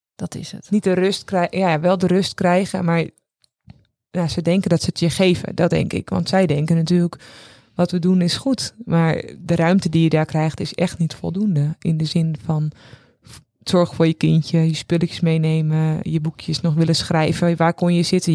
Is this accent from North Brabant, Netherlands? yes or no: no; Castricum, North Holland, Netherlands; wij komen uit Castricum